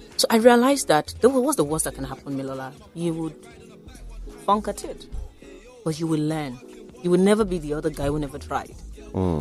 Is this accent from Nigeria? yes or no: yes; Lagos, Nigeria; born or raised there; also born or lived in Ogun Waterside, Ogun State / London